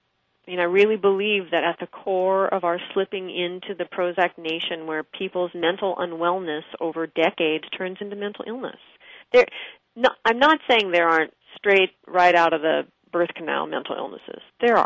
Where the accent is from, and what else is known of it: Pittsburgh, Pennsylvania, United States